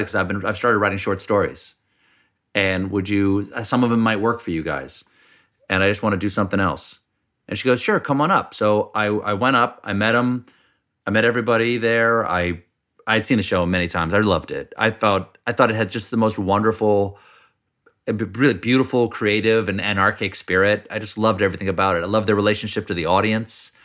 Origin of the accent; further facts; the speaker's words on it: Charleston, South Carolina, United States; moved away; also born or lived in Washington, D.C. / James Island, South Carolina; when I was growing up in South Carolina, in Charleston